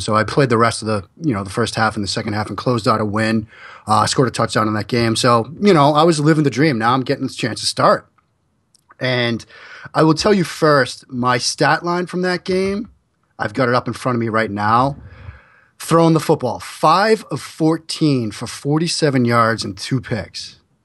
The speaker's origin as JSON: {"language": "English", "town": "Waltham", "region": "Massachusetts", "country": "United States", "tie": "born or raised there", "said": "I grew up in Waltham"}